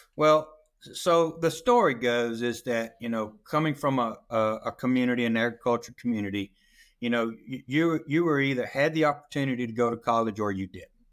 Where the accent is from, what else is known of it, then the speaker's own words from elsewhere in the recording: South Georgia, United States; I was born and raised down in South Georgia, right on the Chattahoochee River